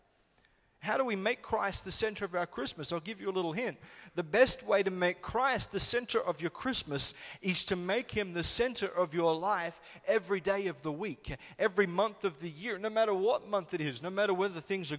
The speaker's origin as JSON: {"language": "English", "country": "Solomon Islands", "tie": "born or raised there", "moved": "yes", "said": "we grew up in the Solomon Islands"}